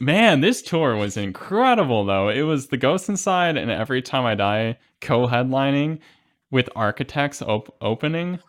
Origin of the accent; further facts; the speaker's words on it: Midwest, United States; I'm a Midwesterner